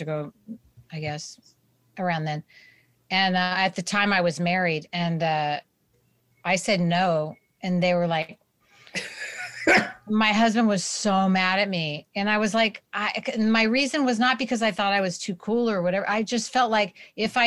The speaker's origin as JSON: {"language": "English", "town": "Berkeley", "region": "California", "country": "United States", "tie": "born or raised there", "also_born_or_lived": "Santa Cruz, California / New York", "moved": "as an adult", "said": "I grew up in Santa Cruz in Berkeley, so Northern California"}